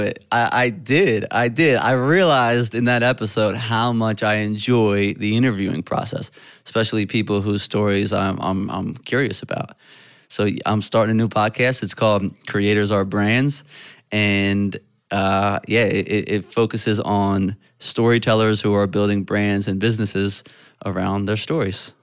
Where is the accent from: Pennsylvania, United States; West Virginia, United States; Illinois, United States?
Pennsylvania, United States; West Chester; I grew up in Westchester, Pennsylvania.